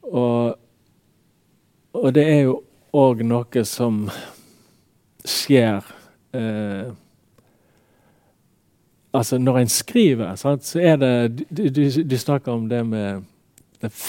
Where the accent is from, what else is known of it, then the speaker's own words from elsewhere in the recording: Radøy, Vestland, Norway; now in Bergen, Norway; Og jeg merker jo òg for meg sjøl, når jeg kom fra Radøy til Bergen, mm. hvor stor skilnaden var. Sant? For at når jeg vokste opp